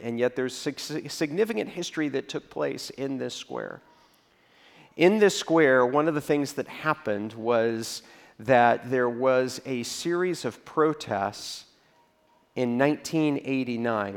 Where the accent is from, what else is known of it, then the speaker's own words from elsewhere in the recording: Texas, United States; I grew up in Texas